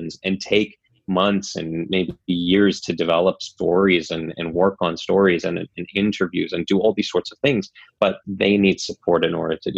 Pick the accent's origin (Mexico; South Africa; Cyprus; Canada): Canada; North Shore, British Columbia; I grew up on the North Shore, and the North Shore News was one of my favorite outlets